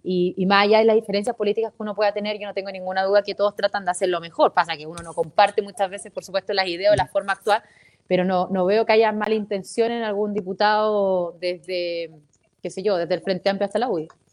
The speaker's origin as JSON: {"language": "Spanish", "region": "Antofagasta", "country": "Chile", "tie": "born or raised there", "said": "yo soy antofagastina"}